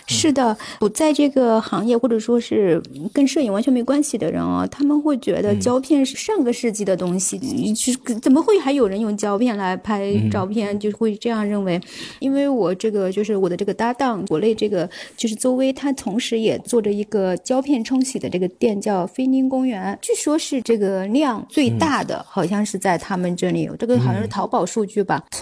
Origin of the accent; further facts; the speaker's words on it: China; 我说：“我是中国人里面可能比较少数的这种人群，包括我的想法，包括我对于一些事情的看法等等什么的，我们。”